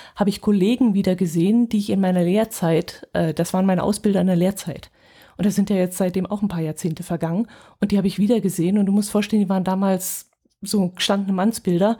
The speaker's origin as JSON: {"language": "German", "region": "Northern Germany", "country": "Germany", "said": "aus dem Norden"}